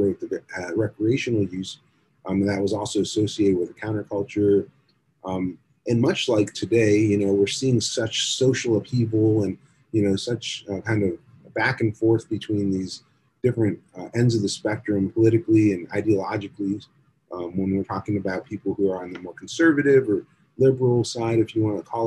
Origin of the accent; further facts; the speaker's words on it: South Florida, United States; when we were growing up in South Florida